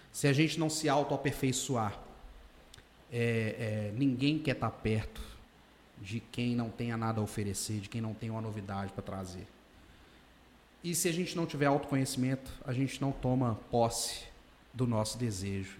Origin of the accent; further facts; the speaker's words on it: Governador Valadares, Minas Gerais, Brazil; Eu cresci ali no Nova JK, Pérola, Santa Rita, Vila Ricas